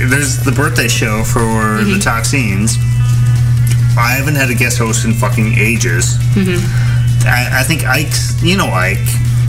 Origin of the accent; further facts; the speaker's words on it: Minnesota, United States; being a Minnesotan